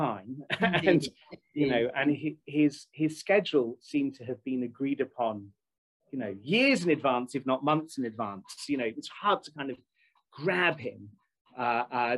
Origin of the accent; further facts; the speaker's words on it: United Kingdom; I'm British